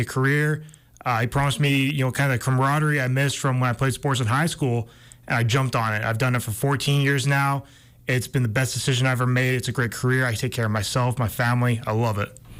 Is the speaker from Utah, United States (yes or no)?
yes; Utah, United States; I was kind of more an extreme sports guy growing up in Utah